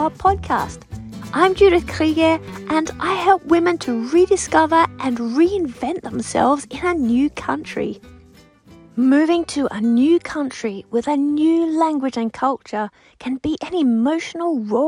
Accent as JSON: {"language": "English", "country": "Australia", "said": "I'm an Aussie with French influence from my husband and his family. We all live near Sydney, Australia"}